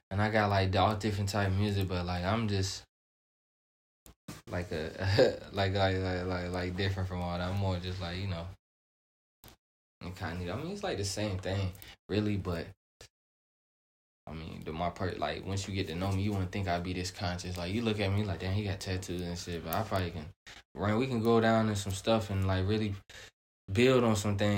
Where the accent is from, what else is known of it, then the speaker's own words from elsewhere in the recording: Nigeria; My mom, my dad. You feel me? I'm from Nigeria, so you know, West African.